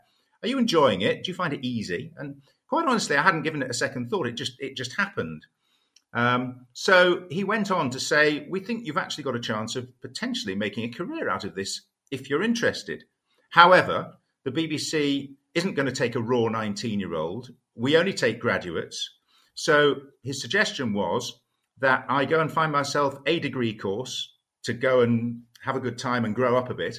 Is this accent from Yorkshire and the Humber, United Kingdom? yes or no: yes; York, Yorkshire and the Humber, United Kingdom; those were my sort of formative days growing up in York.